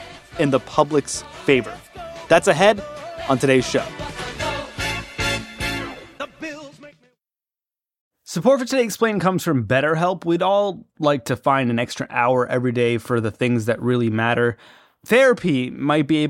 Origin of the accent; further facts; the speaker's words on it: Toronto, Ontario, Canada; I grew up in Toronto, Canada, right across the Great Lake from Buffalo